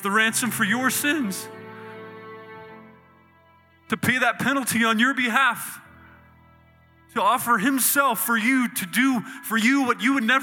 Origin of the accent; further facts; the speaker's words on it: Indiana, United States; I grew up in the Midwest in Indiana.